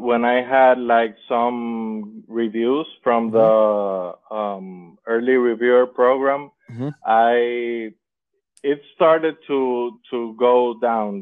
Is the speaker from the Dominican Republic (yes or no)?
yes; Dominican Republic; I am from Dominican Republic